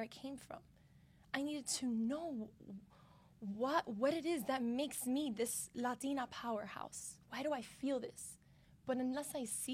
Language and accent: English; Miami, Florida, United States; Growing up in Miami, where there's a lot of minorities here. So I always thought, like, being Cuban in Miami was a majority thing